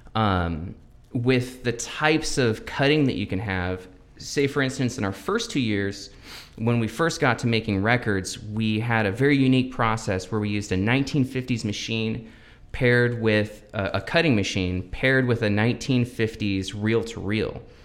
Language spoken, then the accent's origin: English; Everett, Washington, United States; also born or lived in Lynnwood / Bothell / Mukilteo; I was born in Everett